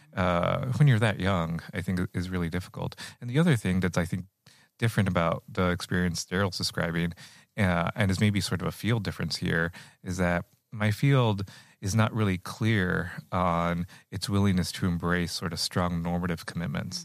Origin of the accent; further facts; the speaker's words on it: Rio Grande Valley, Texas, United States; moved away as an adult; now in Iowa, United States; I grew up in the Rio Grande Valley